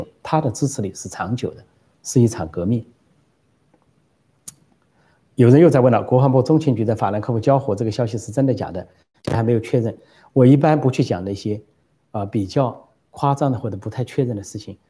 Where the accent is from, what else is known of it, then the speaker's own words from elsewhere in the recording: Guangdong, China; now in Taiwan; 我海广东的，我海台湾，就是我在我是广东人，我在台湾。